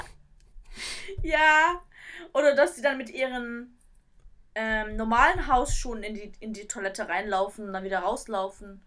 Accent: Germany; now in Japan

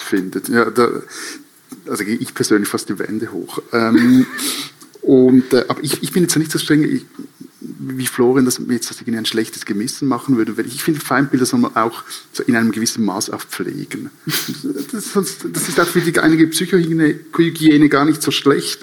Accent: Switzerland

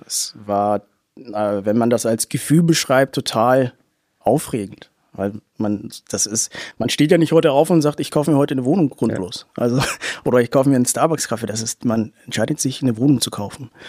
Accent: Hamburg, Germany; moved away as an adult; also born or lived in Munich; now in Nuremberg, Germany; ich bin gebürtig aus Hamburg

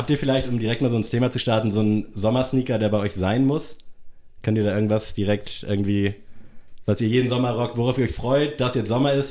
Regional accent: Hamburg, Germany; born or raised there; also born or lived in Tunisia

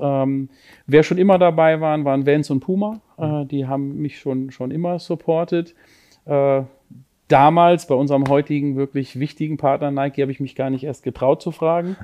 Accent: Lübeck, Schleswig-Holstein, Germany; born or raised there; now in Cologne, Germany

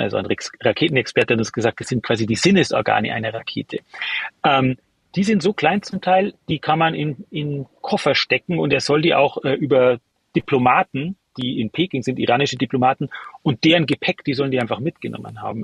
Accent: Germany; bei uns in Deutschland

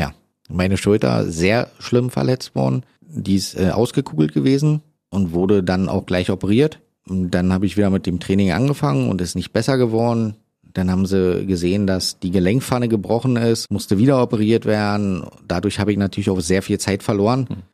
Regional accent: Berlin, Germany; ist natürlich irgendwie schön, weil ich bin ja eigentlich Berliner.

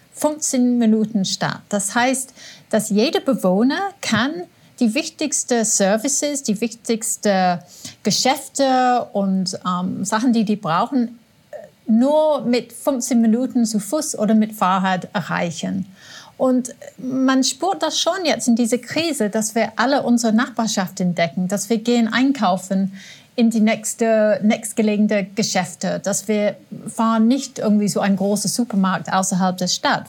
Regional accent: England, United Kingdom; now in Austria; als Engländerin

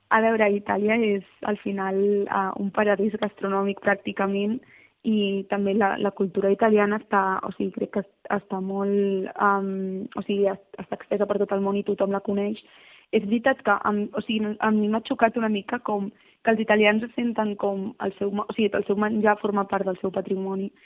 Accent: Barcelona, Catalonia, Spain; moved away as an adult; now in Milan, Italy; nosaltres venim de Barcelona

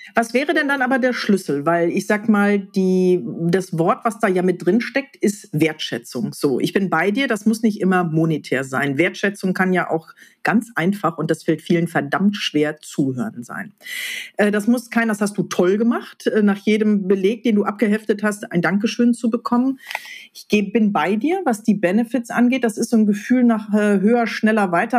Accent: Ruhr area, North Rhine-Westphalia, Germany; wir im Ruhrgebiet

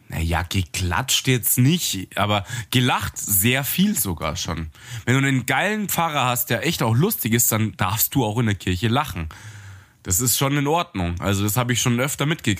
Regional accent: Munich, Bavaria, Germany; als Münchner, der hier so, so Low-Gebäude nur kennt

